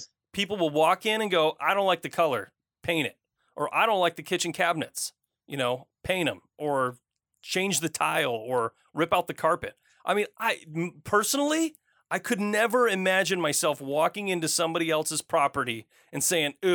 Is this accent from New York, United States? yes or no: no; Michigan, United States; now in Oregon, United States; I grew up in Michigan